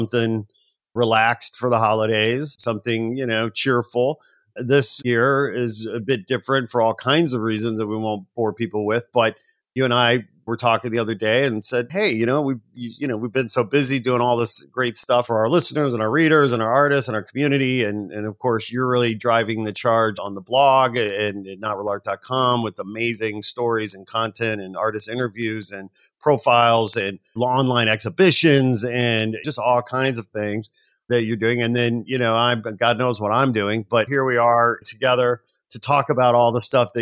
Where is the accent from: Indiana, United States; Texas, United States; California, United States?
Indiana, United States; Gary; I'm from Indiana